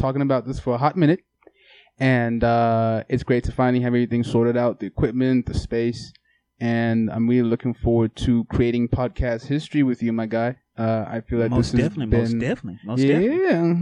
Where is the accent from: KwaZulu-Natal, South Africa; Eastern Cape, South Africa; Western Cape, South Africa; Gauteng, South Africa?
KwaZulu-Natal, South Africa; Durban; moved away as an adult; now in Los Angeles, United States; I was born in Durban, South Africa